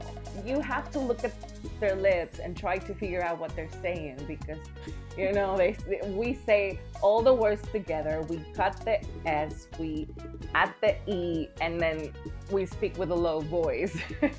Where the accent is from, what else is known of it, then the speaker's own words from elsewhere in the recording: Cibao, Dominican Republic; accent: Cibaeño; You could tell I am from DR because of my Cibaeño accent.